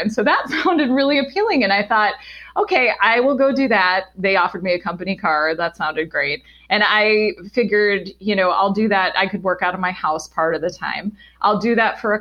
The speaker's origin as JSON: {"language": "English", "town": "Washington", "region": "District of Columbia", "country": "United States", "tie": "born or raised there", "also_born_or_lived": "Boston / Atlanta", "moved": "as an adult", "said": "I grew up in Washington, D.C."}